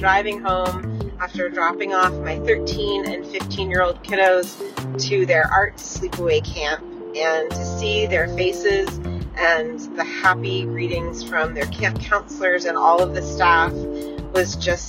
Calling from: just outside of Boston, Massachusetts, United States; calling from just outside of Boston

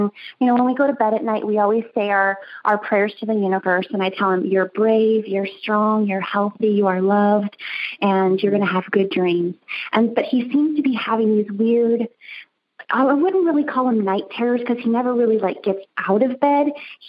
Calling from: Texas, United States; I'm calling from Kima, Texas today

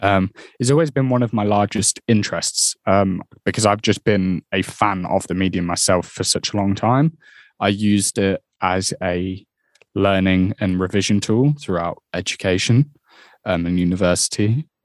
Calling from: Peterborough, East of England, United Kingdom; I'm based in Peterborough today.

